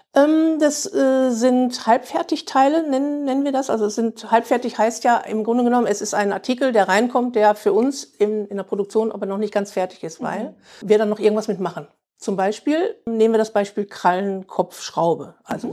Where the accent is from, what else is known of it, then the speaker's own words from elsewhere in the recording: Bielefeld, North Rhine-Westphalia, Germany; für mich als Ur-Bielefelder, ich bin ja auch in mhm. Bielefeld mhm. geboren, ja, ist schon irgendwo, es ist meine Heimat